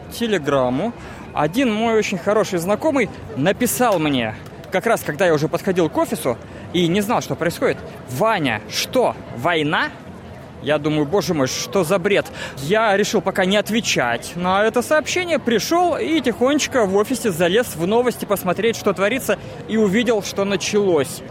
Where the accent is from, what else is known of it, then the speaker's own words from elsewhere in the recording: Moscow, Russia; now in Australia; Я из Москвы.